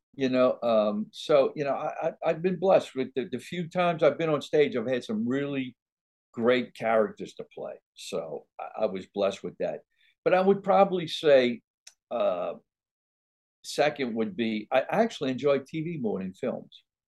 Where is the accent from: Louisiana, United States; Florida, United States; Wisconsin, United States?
Louisiana, United States; New Orleans; also born or lived in Hollywood; now in Baton Rouge, United States; I'm in Baton Rouge, Louisiana now. Oh, uh, oh, I was born and raised in New Orleans